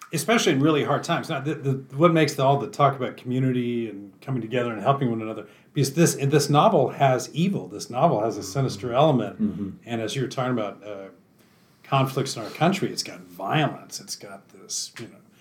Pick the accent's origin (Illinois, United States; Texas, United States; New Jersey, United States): Texas, United States; I'm a Texan too